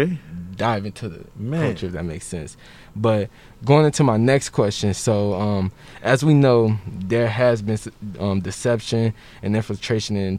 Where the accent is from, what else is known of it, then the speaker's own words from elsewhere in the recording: Chicago, Illinois, United States; moved away; I'm from Chicago